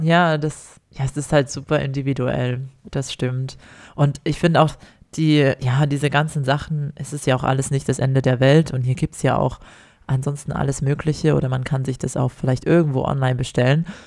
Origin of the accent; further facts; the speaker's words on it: Ore Mountains, Saxony, Germany; moved away as an adult; now in Australia; ich komme ja aus dem Erzgebirge, aus dem Weihnachtsland